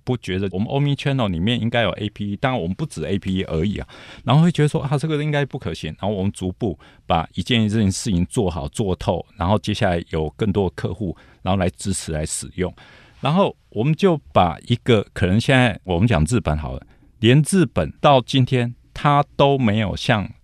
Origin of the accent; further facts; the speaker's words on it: Taiwan; 我们台湾人比较不竞争导向啊，好像比较没有狼性啊。